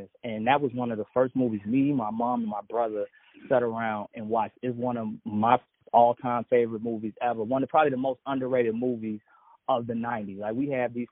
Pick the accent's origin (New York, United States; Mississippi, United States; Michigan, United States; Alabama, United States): Mississippi, United States; Jackson; also born or lived in Chicago; we grew up in Jackson, Mississippi.